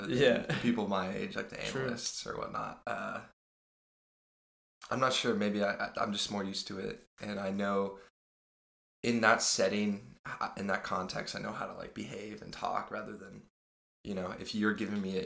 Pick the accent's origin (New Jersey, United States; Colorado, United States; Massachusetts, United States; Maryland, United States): Colorado, United States; Denver; moved away as an adult; now in Stanford, United States; I'm originally from Denver, Colorado, or south of Denver, technically